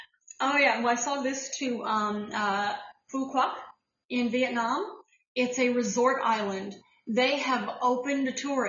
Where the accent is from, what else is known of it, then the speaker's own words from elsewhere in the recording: Ohio, United States; now in New York, United States; I was raised, born and raised in Ohio, but I'm a New Yorker. This is home.